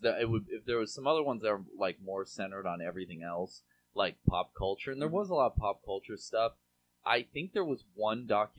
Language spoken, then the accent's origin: English; Seattle, Washington, United States; moved away; I'm from Seattle originally.